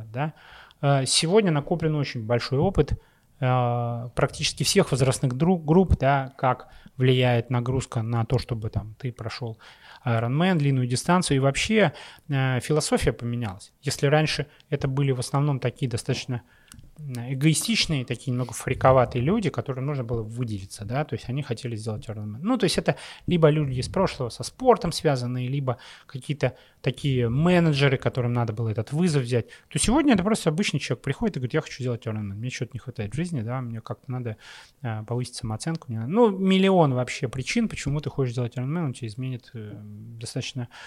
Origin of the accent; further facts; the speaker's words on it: Russia; Ну вот и э, Леша, собственно, он написал Дэвиду, Дэвид такой в шоке, вы кто такие? Мы говорим, мы из России, да.